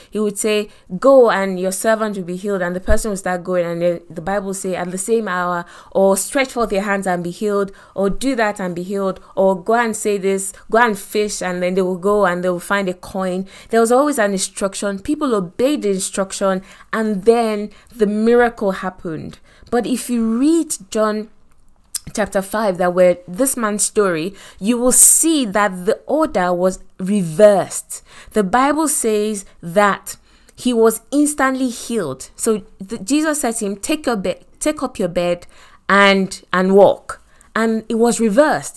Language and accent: English; Lagos, Nigeria; accent: Nigerian; moved away as an adult; I come from Nigeria and I grew up in Lagos